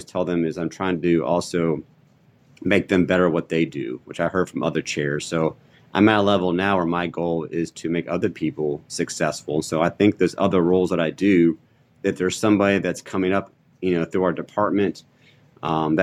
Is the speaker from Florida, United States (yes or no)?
no; Maryland, United States; moved away as an adult; now in North Carolina, United States; where I grew up in Maryland